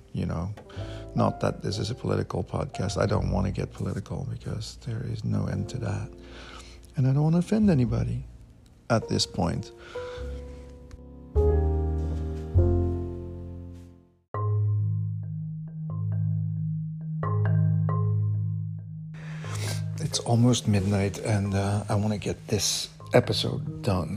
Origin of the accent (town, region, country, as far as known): Belgium; English is a second language; moved away as an adult